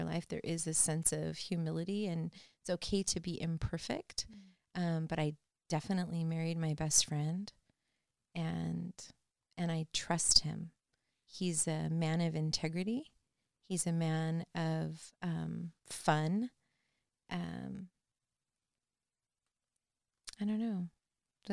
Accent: Norwalk, California, United States; I grew up in Norwalk

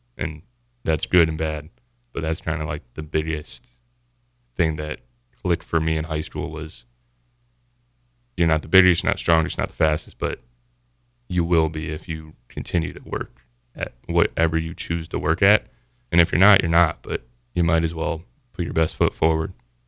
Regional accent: Columbus, Ohio, United States; From Ohio. Columbus, Ohio.

